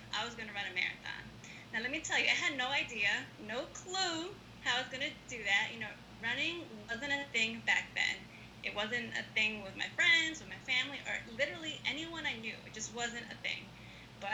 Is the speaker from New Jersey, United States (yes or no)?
yes; Hackensack, New Jersey, United States; now in Philadelphia, United States; I grew up in Hackensack, New Jersey, and my parents came to the U.S. from Ecuador in the 1970s.